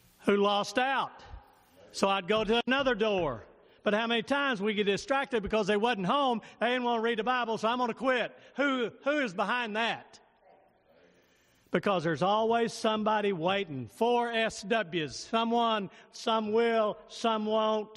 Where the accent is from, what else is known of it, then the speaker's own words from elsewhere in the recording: United States; I'm an American citizen